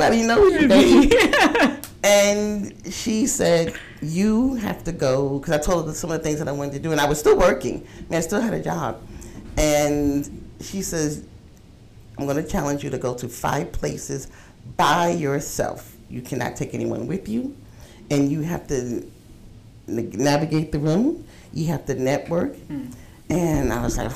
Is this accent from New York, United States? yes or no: yes; New York, United States; moved away as an adult; now in South Carolina, United States; I am a transplant from New York